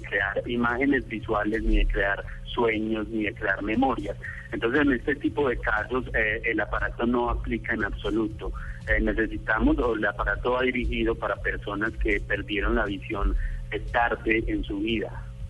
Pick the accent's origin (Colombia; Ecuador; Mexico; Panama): Colombia; moved away; also born or lived in Switzerland; yo como colombiano